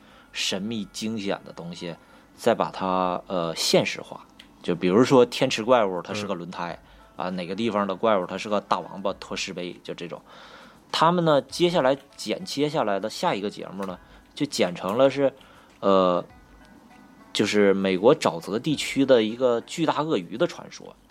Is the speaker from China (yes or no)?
yes; Northeast China, China; accent: Northeastern (Dongbei); 你看我这东北东北口音都出来了